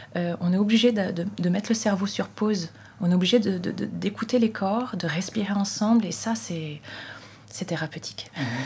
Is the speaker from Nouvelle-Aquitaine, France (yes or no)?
yes; Saintes, Nouvelle-Aquitaine, France; à Sainte, dans ma ville natale.